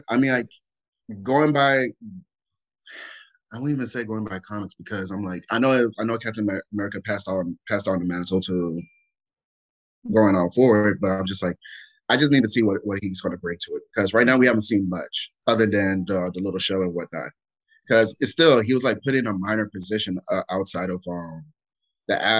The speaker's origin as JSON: {"language": "English", "region": "Alabama", "country": "United States", "tie": "born or raised there", "also_born_or_lived": "Minnesota / Palm Springs, California / Camp Pendleton, California", "moved": "as an adult", "said": "I'm originally from Minnesota, and Ooh. then moved down to Alabama, and that's where I was raised for all okay. high school"}